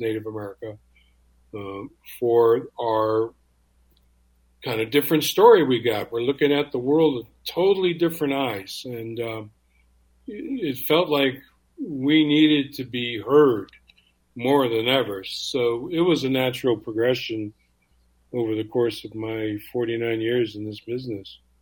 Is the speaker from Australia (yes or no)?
no; Canada; being a Canadian Indian